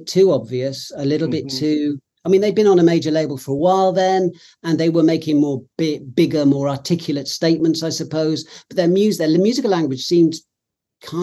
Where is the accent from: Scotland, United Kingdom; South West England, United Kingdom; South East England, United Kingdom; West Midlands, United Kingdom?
South West England, United Kingdom; Cheltenham; now in London, United Kingdom; I come from Cheltenham. I live in London, but I come from Cheltenham originally, which is a town in Gloucestershire in the West Country